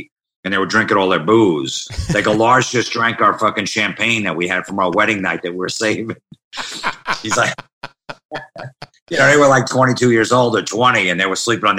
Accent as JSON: {"language": "English", "town": "Old Bridge", "region": "New Jersey", "country": "United States", "tie": "born or raised there", "said": "So I grew up in Old Bridge, New Jersey."}